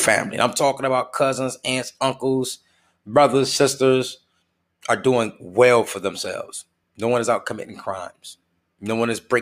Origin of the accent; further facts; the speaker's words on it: United States; we're just as American as you are